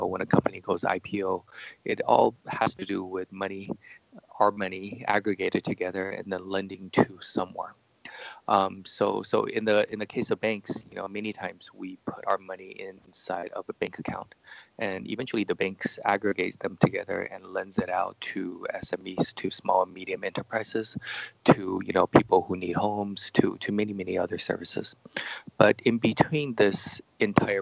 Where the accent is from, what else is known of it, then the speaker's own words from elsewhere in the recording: United States; moved away as an adult; now in China; So I grew up in the States, studied in computer science and psychology.